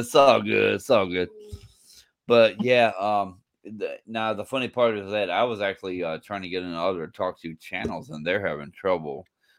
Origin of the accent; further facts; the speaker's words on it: San Antonio, Texas, United States; San Antonio, Texas.